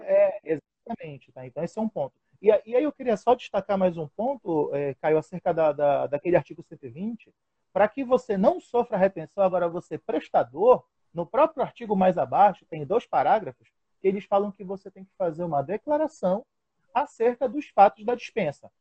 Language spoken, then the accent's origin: Portuguese; Pará, Brazil; also born or lived in Florianópolis, Santa Catarina; Sou paraense, com muito orgulho